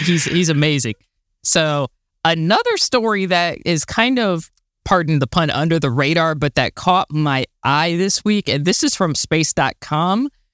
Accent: Florida, United States; I'm from Florida

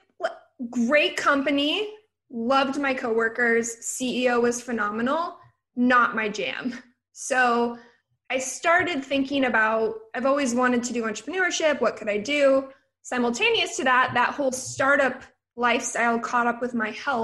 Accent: Oregon, United States; So I'm from Oregon. Originally, I went to the University of Oregon

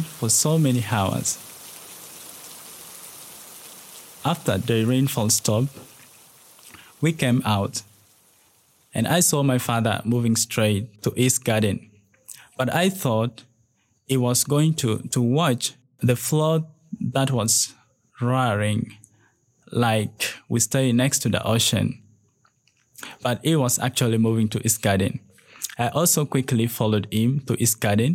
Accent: Lira, Northern Region, Uganda; now in Kampala, Uganda; I am originally from Lira district, located in northern part of Uganda, but currently staying in Kampala.

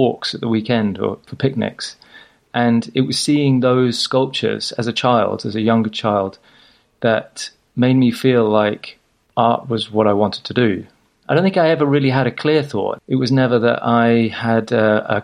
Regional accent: Huddersfield, Yorkshire and the Humber, United Kingdom; also born or lived in South Africa; now in South England, United Kingdom; I was born in Yorkshire and we returned there, you know, later on. The rest of my childhood was spent in the shadow of the Pennines.

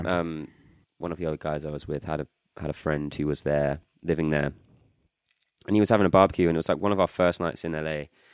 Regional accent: United Kingdom; also born or lived in New Zealand; I just have never really felt like a very strong connection to being British

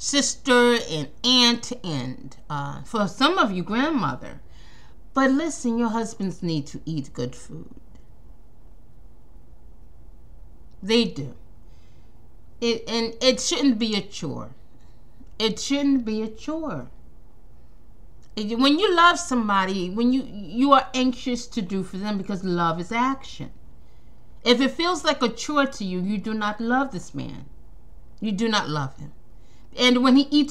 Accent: New York, United States; I'm from New York.

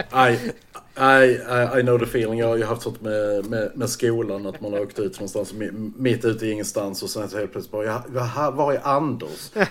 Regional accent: Hörby, Skåne, Sweden; jag växte upp i lilla Hörby

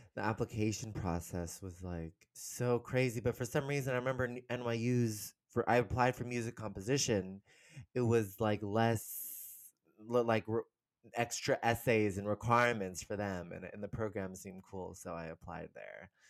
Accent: San Rafael, California, United States; moved away as an adult; also born or lived in New York; I'm originally from San Francisco, um, the Bay Area, kind of a suburb outside of San Francisco called San Rafael. And I grew up there.

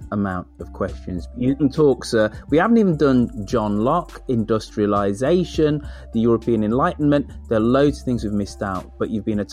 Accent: United Kingdom; as a Brit

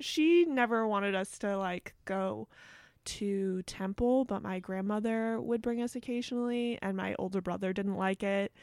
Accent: Bronxville, New York, United States; I grew up in Westchester in this place called Bronxville

